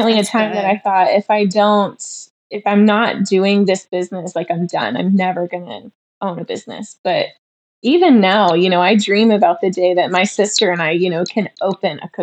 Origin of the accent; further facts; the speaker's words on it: Champaign, Illinois, United States; I'm from Illinois. I was born in Champaign. So I grew up there